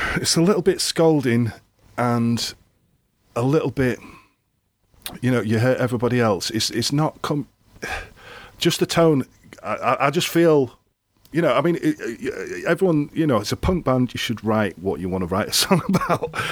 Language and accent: English; Grimsby, Yorkshire and the Humber, United Kingdom; I grew up in Grimsby, which is like a, an East Coast